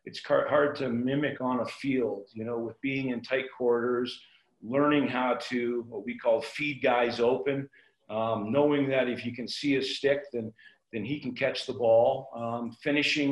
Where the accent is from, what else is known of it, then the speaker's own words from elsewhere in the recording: Burnaby, British Columbia, Canada; moved away as an adult; now in Denver, United States; I'm from Burnaby